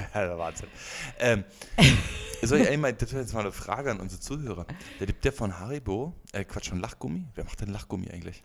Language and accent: German; Berlin, Germany; als Berliner